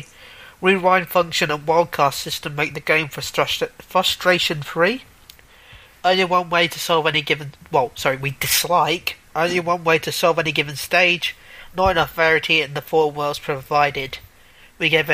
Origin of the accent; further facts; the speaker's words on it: United Kingdom; I am British